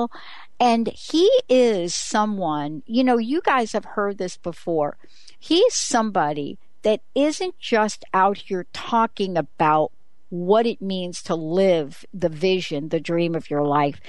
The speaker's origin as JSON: {"language": "English", "town": "New York City", "region": "New York", "country": "United States", "tie": "born or raised there", "said": "my life growing up in the Bronx"}